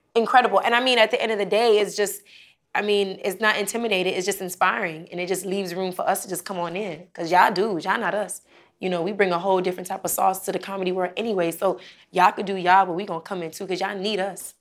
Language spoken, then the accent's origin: English; Miami, Florida, United States; I'm from Miami